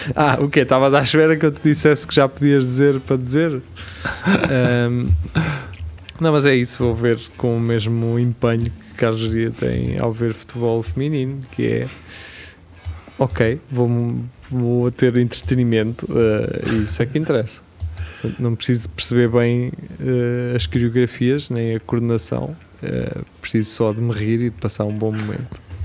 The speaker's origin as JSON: {"language": "Portuguese", "country": "Portugal", "said": "nós portugueses"}